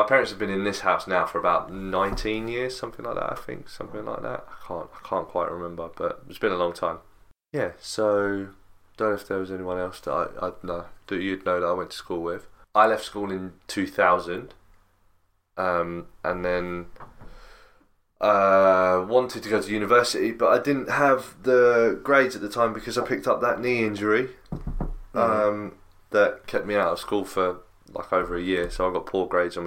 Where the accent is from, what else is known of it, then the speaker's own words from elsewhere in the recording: Crawley, South East England, United Kingdom; I was born in Gossip Screen. Then we moved to Hawley.